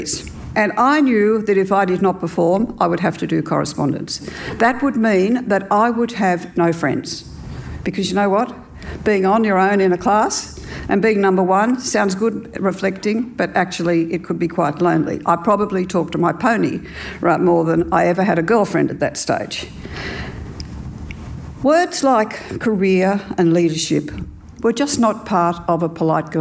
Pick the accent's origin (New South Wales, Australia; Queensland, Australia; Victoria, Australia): New South Wales, Australia; Forbes; I grew up in Australia in the 50s and spent all my primary school years in a one-teacher school.